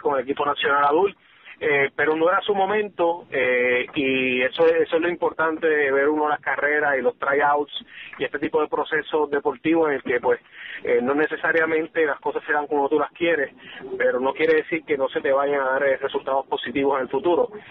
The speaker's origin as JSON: {"language": "Spanish", "town": "Caguas", "country": "Puerto Rico", "tie": "born or raised there", "said": "Caguas, que de hecho es mi, en mi pueblo, eh, donde me crié"}